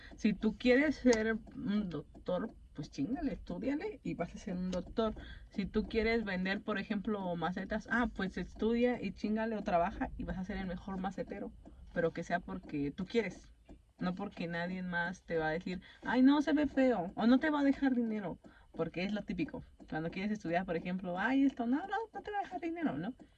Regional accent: Mexico; no somos japoneses, somos mexicanos

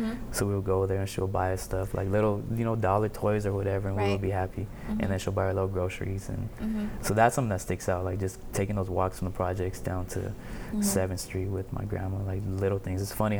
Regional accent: San Pedro, California, United States; I'm still in Pedro all the time. I'm always out here.

